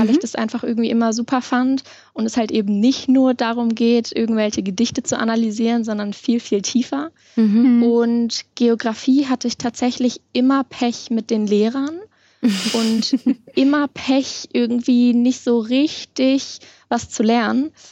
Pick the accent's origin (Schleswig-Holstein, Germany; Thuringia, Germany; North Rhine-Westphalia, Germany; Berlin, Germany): North Rhine-Westphalia, Germany; Bonn; ursprünglich komme ich aus Bonn und mhm. deswegen ist Mainz natürlich vielleicht nicht so das, was dann irgendwie nahe liegt.